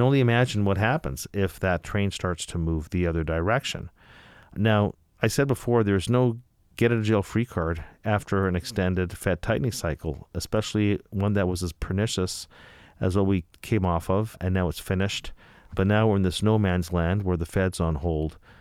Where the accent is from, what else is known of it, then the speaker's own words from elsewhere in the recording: Canada; I'm from Canada